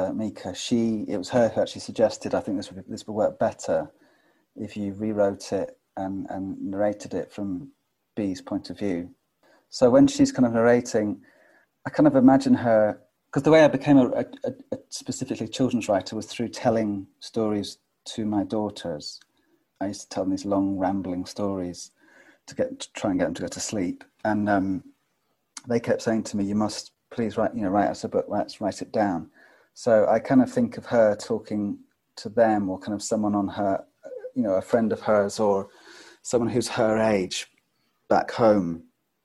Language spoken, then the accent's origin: English; Scotland, United Kingdom; I'm Scottish